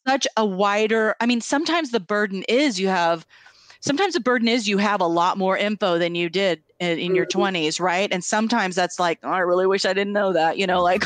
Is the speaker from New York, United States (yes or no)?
no; Tri-Cities, Washington, United States; moved away; also born or lived in Seattle; I grew up in the Tri Cities, I went to keggers